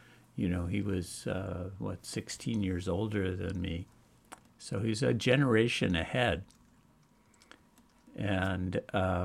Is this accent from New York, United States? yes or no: yes; New York, United States; I grew up in around New York